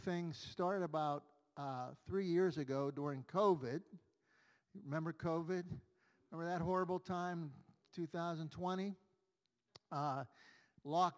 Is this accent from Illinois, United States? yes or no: no; Pittsburgh, Pennsylvania, United States; I grew up on Federal Street Extension on the north side, and we still live here in Brighton Heights